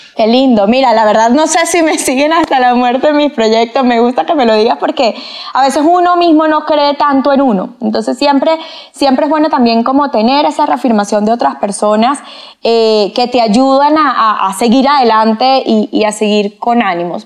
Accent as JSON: {"language": "Spanish", "country": "Venezuela", "moved": "as an adult", "lives_now": "Colombia", "said": "Soy venezolana."}